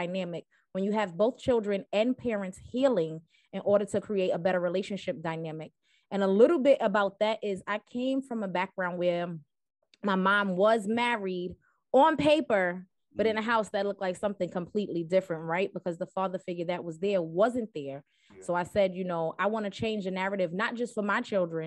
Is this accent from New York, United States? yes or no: yes; New York City, New York, United States; accent: East Coast; I am from Brooklyn, New York, Bed-Stuy to be specific